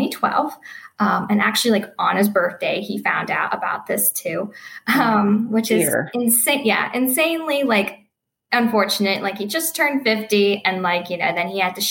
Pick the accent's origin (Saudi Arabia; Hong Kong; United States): United States; Pittsburgh, Pennsylvania; also born or lived in Cleveland, Ohio; I'm from Pittsburgh